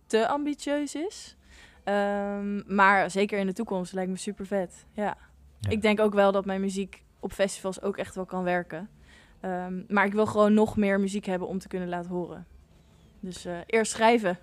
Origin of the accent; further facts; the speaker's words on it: The Hague, South Holland, Netherlands; ik kom zelf uit Den Haag en omstreken